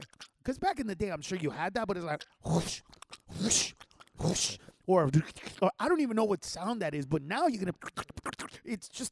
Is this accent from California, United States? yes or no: yes; Los Angeles, California, United States; we grew up in East